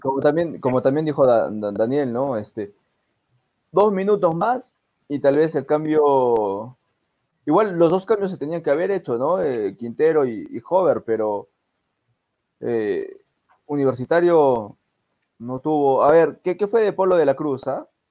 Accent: Peru; nosotros como peruanos

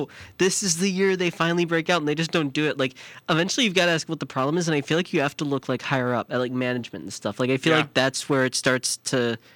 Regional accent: Chicago, Illinois, United States; accent: Chicago; My Chicago accent's coming out a lot today

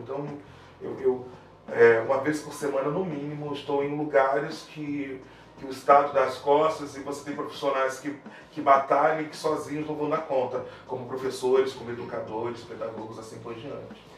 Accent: Brazil; a gente como brasileiro

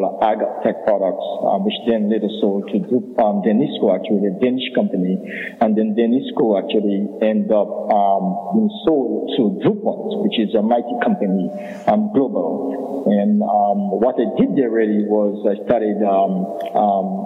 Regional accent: Scotts Head, Dominica; originally from the southern tip of Dominica, historic community of Scott Fed, and grew up as a little boy, young boy in Dominica

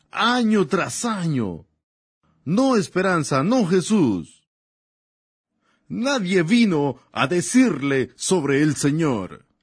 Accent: Germany; yo vengo de Alemania. Nací allá y un día de un día de mi adolescencia mientras estudiaba el árbol genealógico de los Bunkies

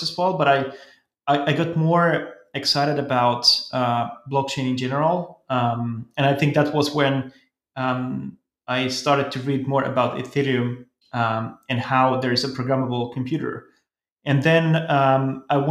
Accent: Helsinki, Uusimaa, Finland; I come from Finland, Helsinki

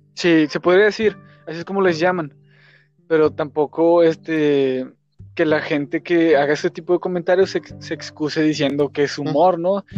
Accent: Mexico; como mexicano, como ciudadano mexicano de, clase media baja

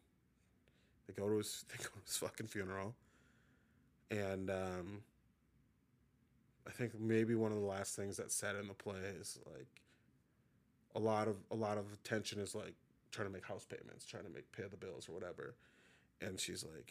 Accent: Minnesota, United States; also born or lived in Atlanta, Georgia; I was born in Atlanta, but literally born and then moved to Minnesota, like, very quickly

